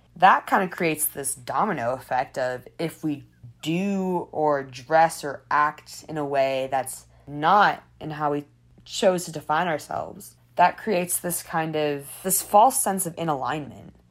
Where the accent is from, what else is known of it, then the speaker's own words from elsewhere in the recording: Detroit, Michigan, United States; I'm a media production major or I'm from Detroit